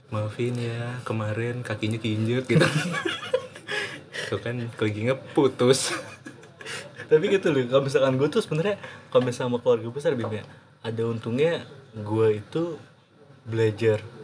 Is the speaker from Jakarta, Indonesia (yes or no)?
yes; Jakarta, Indonesia; gue kan orang Jawa ya dan gue besar di Jakarta gue nggak paham kan nggak terlalu paham bahasa Jawa kan